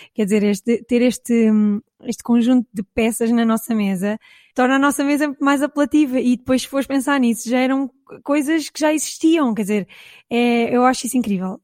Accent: Caldas da Rainha, Leiria District, Portugal; eu sou da zona das Caldas da Rainha

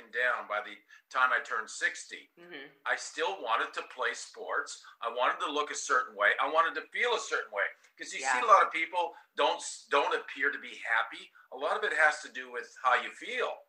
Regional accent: Canada; moved away as an adult; also born or lived in New York / Southern California; now in Florida, United States; I'm Canadian, so I grew up in Canada, my first 20 years of my life, and then I ended up in New York

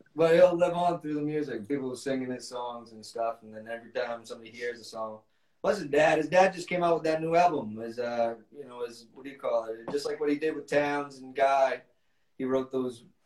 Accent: Westerly, Rhode Island, United States; where I was born in Westerly, Rhode Island

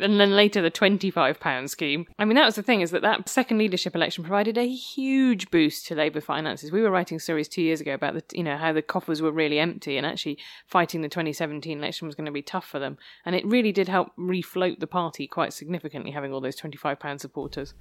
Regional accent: Worcester, West Midlands, United Kingdom; moved away as an adult; also born or lived in Oxford; I grew up in Worcester

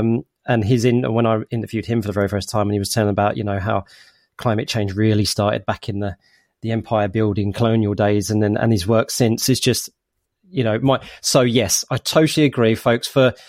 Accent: East of England, United Kingdom; also born or lived in United States; So you know, I have some influences of being in America for a bit, so, and you know, I'm originally come from Essex, I've got Cockney parents, all that kind of stuff, and it's all formed my identity today.

